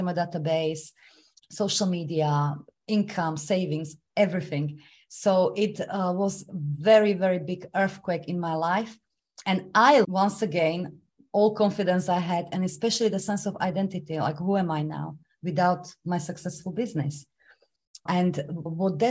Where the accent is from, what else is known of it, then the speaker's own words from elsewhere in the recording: Slovakia; English is a second language; moved away as an adult; now in London, United Kingdom; I was supposed to start university in my home country, Slovakia